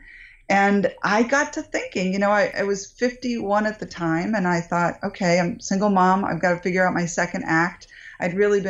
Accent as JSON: {"language": "English", "region": "New England", "country": "United States", "tie": "born or raised there", "moved": "yes", "lives_now": "Northern California, United States", "said": "I grew up in New England"}